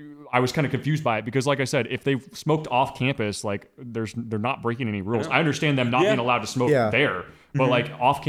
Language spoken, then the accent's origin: English; Northern Missouri, United States; moved away; I'm from Northern Missouri